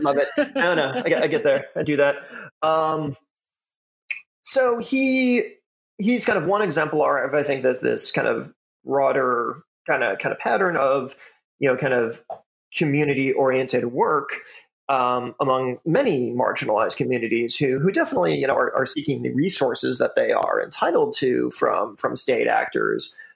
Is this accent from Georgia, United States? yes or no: no; Chicago suburbs, Illinois, United States; moved away; I'm born and raised in the Chicago suburbs.